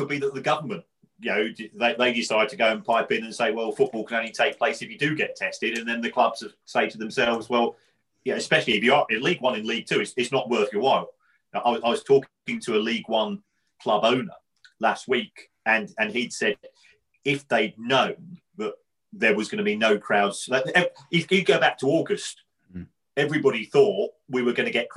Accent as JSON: {"language": "English", "region": "London", "country": "United Kingdom", "said": "I'm from the Elephant myself"}